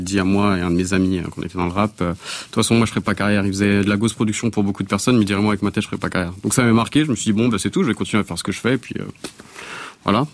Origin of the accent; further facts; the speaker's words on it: France; moved away as an adult; also born or lived in Canada; j'ai grandi en France